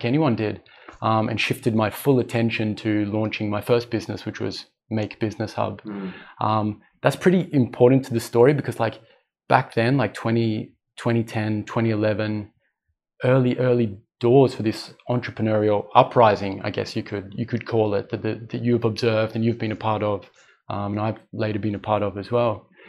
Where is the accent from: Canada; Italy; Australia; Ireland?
Australia; moved away as an adult; also born or lived in Europe; now in Dubai, United Arab Emirates; I'm Australian.